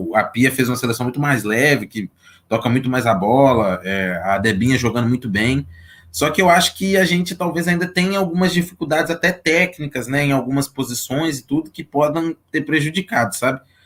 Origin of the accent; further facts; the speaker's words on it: Belo Horizonte, Minas Gerais, Brazil; Sou aqui de Belo Horizonte